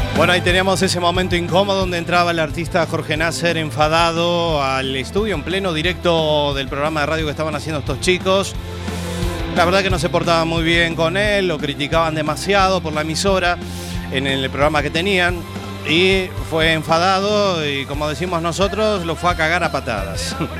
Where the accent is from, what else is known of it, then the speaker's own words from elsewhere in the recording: Montevideo, Uruguay; moved away; also born or lived in Carballo, Spain; mi tierra, de Montevideo